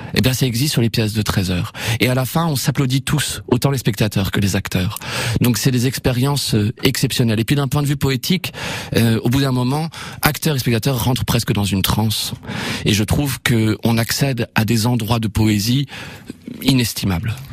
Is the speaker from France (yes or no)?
yes; Évreux, Normandy, France; je suis normand, je suis hébroïcien. C'est joli, c'est les habitants d'Evreux